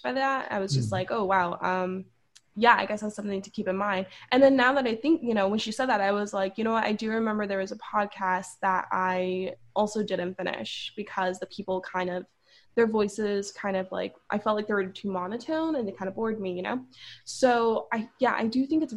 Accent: Los Angeles, California, United States; accent: Valley girl; I'm from Southern California. I was born and raised here. I'm from LA. I'm from the Valley. So I'm a Valley girl.

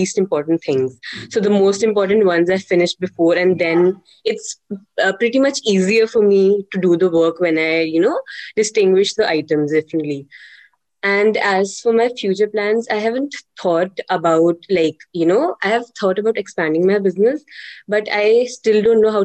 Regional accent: Jammu, Jammu and Kashmir, India; I am from Jammu, and I'm currently pursuing BCom professional from Christ University

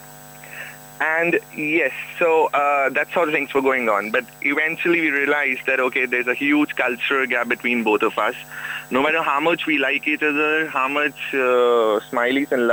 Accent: India; as an Indian

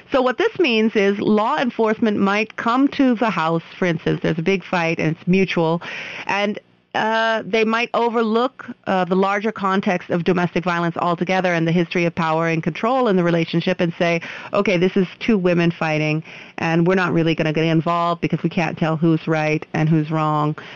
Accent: United States; now in India; I'm an American

